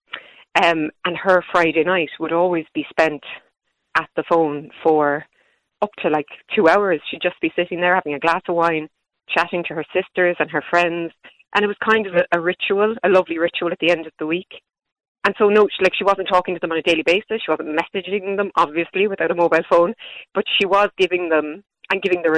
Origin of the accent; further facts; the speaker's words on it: Ireland; us as Irish people